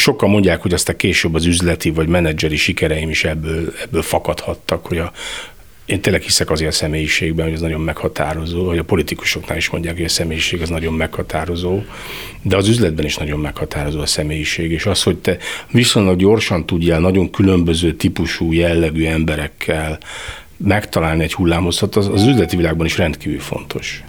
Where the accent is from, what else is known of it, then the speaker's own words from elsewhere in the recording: Veszprém, Veszprém County, Hungary; also born or lived in Balatonalmádi; ahol én fölnőttem, noha én Veszprémi vagyok, de mi Veszprémiek de Almádiban nőttem fel, tehát minden nyaramat Almádiba töltöttem